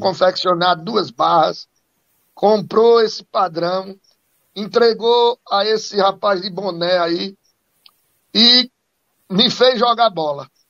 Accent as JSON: {"language": "Portuguese", "town": "Cachoeirinha", "region": "Pernambuco", "country": "Brazil", "tie": "born or raised there", "also_born_or_lived": "Recife, Brazil", "lives_now": "Caruaru, Brazil", "said": "eu nasci aqui em Caruaru, mas fui embora para Cachoeirinha, né, e depois voltei para estudar aqui, é, depois voltei a Cachoeirinha"}